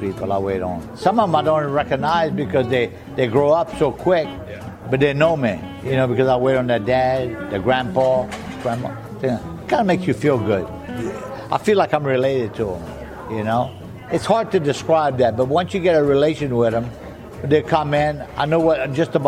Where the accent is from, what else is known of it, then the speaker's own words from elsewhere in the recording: the Bayou, South Louisiana, United States; first language French; English is a second language; I'm from the Bayou. I've been here at Galatoire since 1967.